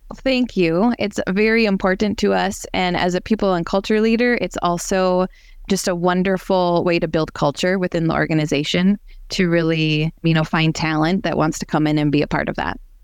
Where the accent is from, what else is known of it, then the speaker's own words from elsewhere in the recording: Brainerd, Minnesota, United States; now in Rogers, United States; I grew up in the Brainerd Lakes area